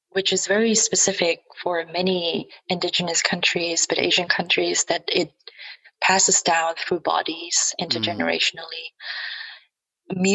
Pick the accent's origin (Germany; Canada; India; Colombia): Germany; English is a second language; the awareness is a different one now compared to 10 or 20 years ago when I grew up in Germany.